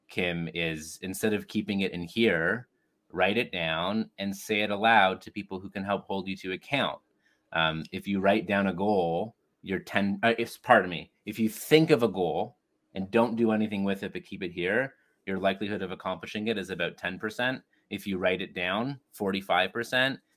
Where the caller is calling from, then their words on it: Toronto, Ontario, Canada; Uh, and I'm joining you from Toronto, Canada. Snowy, snowy Toronto, Canada.